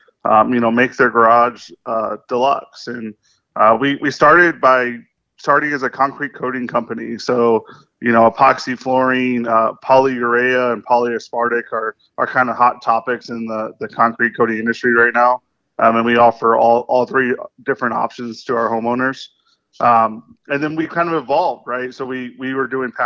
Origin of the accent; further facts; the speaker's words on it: Liberty Hill, Texas, United States; we're based out of Liberty Hill here, which is just north of Austin. It's where our warehouse is. It's my hometown. It's where I was born and raised